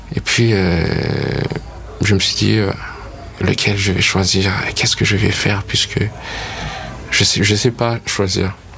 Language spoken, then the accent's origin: French; Madagascar; also born or lived in United States